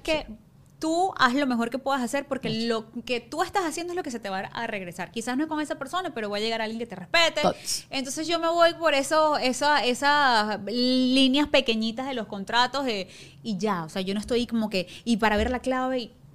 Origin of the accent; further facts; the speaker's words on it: Ciudad Guayana, Bolívar, Venezuela; moved away as an adult; also born or lived in Caracas; vivía en Guayana